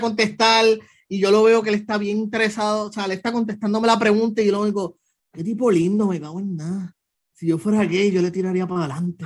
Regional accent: Puerto Rico; me vieron la cara de boricua

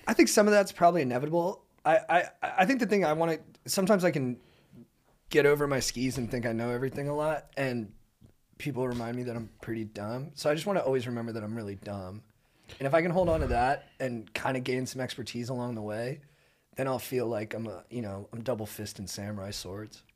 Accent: Southern California, United States; I grew up in Southern California

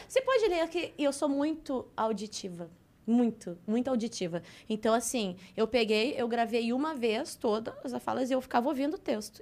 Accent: Porto Alegre, Rio Grande do Sul, Brazil; accent: gaúcho; moved away as an adult; now in Rio de Janeiro, Brazil; nasci em Porto Alegre, uhum. estudei em Porto é, é, Alegre

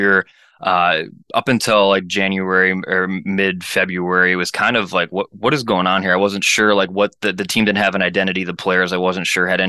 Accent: Minnesota, United States; I grew up, I'm born and raised in Minnesota here.

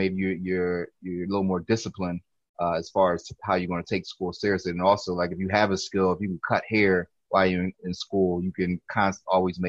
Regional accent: Philadelphia, Pennsylvania, United States; also born or lived in California / Lower Merion / Cheltenham; actually was born out in Cali. Probably came to Philly when I was like one or two

